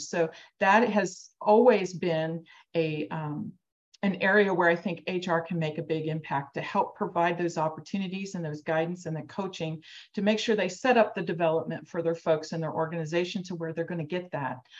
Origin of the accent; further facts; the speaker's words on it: Cincinnati, Ohio, United States; I'm from Cincinnati, Ohio.